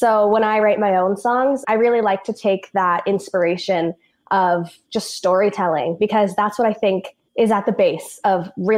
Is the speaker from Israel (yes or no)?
no; Elk Point, Alberta, Canada; moved away; I grew up in a really tiny town in northern Alberta called Elk Point. There's about 1,500 people that live there, probably less now.